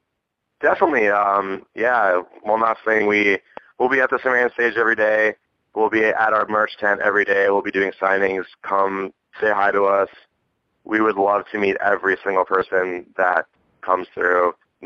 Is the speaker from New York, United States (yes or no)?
yes; Buffalo, New York, United States; now in Phoenix, United States; I grew up in Buffalo